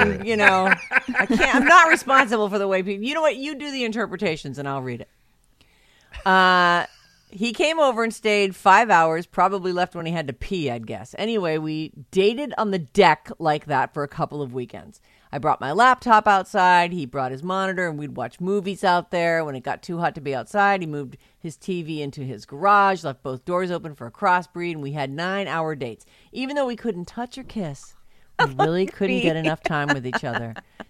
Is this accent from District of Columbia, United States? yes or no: no; San Francisco, California, United States; I was born and raised in San Francisco. All my friends and family are here. All of us born in San Francisco for generations.